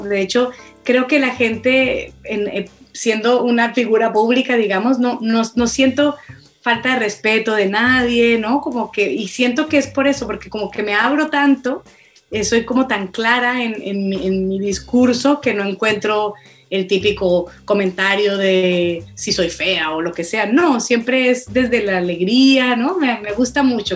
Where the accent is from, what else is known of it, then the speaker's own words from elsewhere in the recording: Colombia; moved away as an adult; also born or lived in Boston; now in Barcelona, Spain; yo como colombiana